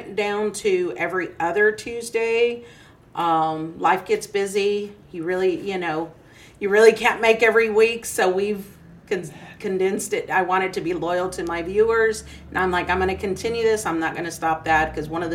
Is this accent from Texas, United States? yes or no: yes; Belvin Street, Texas, United States; 1334 is the address where we grew up in on Belvin Street